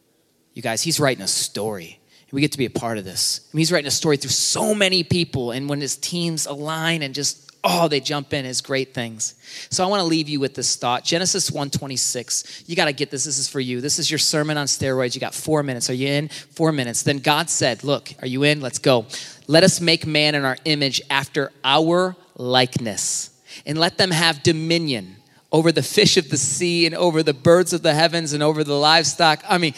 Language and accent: English; Michigan, United States; I'm from Michigan. That's my Michigan license.